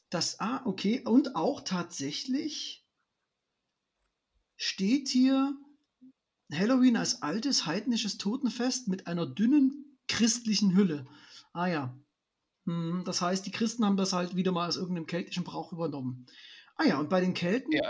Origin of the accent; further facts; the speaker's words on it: Dresden, Saxony, Germany; now in Cologne, Germany; wenn ich an meine Kindheit in meiner alten Heimat Dresden zurückdenke, ähm, das ist natürlich, also der Osten Deutschlands ist jetzt echt keine Karnevalshochburg.